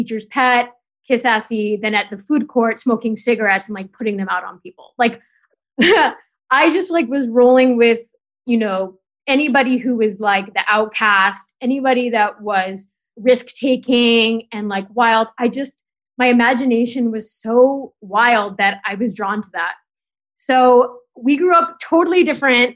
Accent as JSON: {"language": "English", "country": "Canada", "tie": "born or raised there", "moved": "yes", "lives_now": "New York, United States", "said": "I grew up in Canada"}